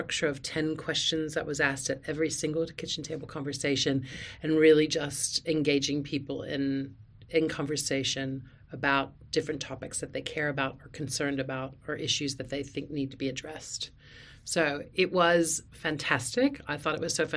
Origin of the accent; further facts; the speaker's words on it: United States; moved away as an adult; now in Australia; I'm an American living here in Australia. I'm an Australian citizen. Moved here with my family, Australian husband and three children, back in 2010